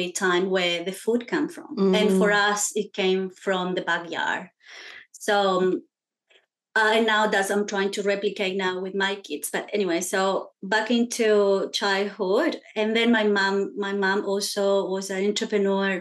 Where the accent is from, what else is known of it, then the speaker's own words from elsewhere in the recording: Chile; now in Australia; So I'm Chilean, so that means I was born in Chile. And I grew up in a family with a lot of women entrepreneurs